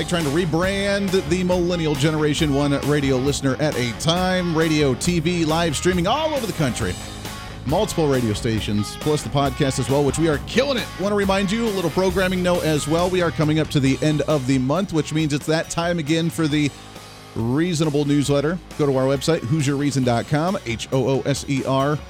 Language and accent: English; Toledo, Ohio, United States; I grew up near the Toledo, Ohio area